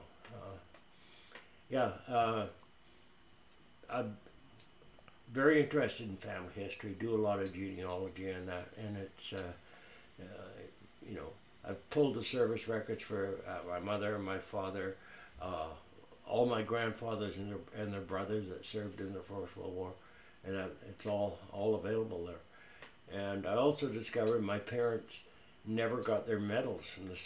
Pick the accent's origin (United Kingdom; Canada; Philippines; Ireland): Canada; Cumberland, British Columbia; moved away as an adult; also born or lived in Rhodesia; I grew up in Cumberland.